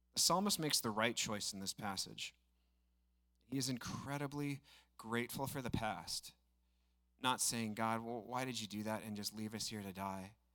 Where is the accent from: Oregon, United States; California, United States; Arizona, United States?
Oregon, United States; Estacada; I grew up in Estacada, so the region's kind of sentimental to me